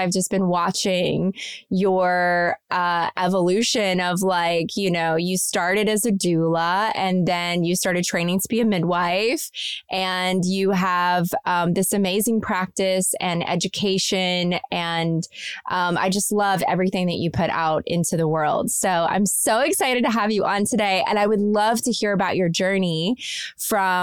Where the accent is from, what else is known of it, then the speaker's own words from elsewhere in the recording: Kentucky, United States; I'm from Kentucky, I grew up in a small town